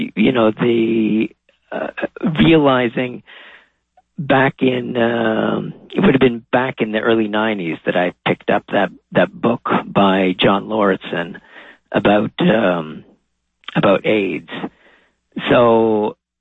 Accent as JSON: {"language": "English", "town": "Châteauguay", "region": "Quebec", "country": "Canada", "tie": "born or raised there", "also_born_or_lived": "Montreal", "moved": "as an adult", "lives_now": "Toronto, Canada", "said": "I was born in Montreal, but grew up outside in one of the suburbs, uh, okay. a place called Chateauguay"}